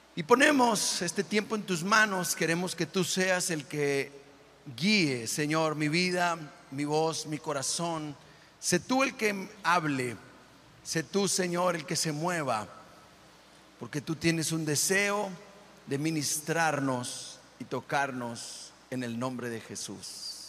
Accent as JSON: {"language": "Spanish", "town": "Monclova", "region": "Coahuila", "country": "Mexico", "also_born_or_lived": "Matamoros, Tamaulipas", "moved": "yes", "said": "de adolescente, donde soy yo, que soy de Monclova, Coahuila"}